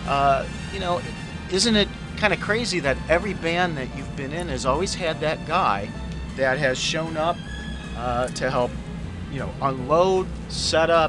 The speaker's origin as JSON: {"language": "English", "town": "Gary", "region": "Indiana", "country": "United States", "tie": "born or raised there", "moved": "yes", "said": "I was born in Gary, Indiana"}